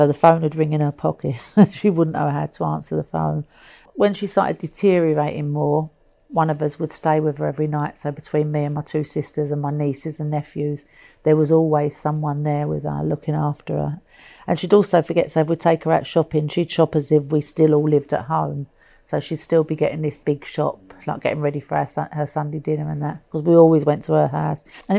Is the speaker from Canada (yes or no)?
no; Dublin, Leinster, Ireland; as a young girl growing up in Dublin, I never thought I'd get to be here and see the Pope.